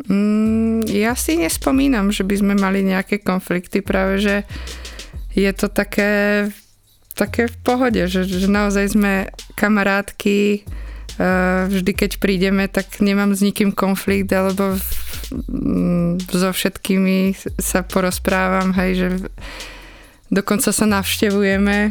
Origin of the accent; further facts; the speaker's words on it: Liptovský Mikuláš, Žilina Region, Slovakia; accent: Liptov accent; som z Liptova, že mám taký liptovský prízvuk.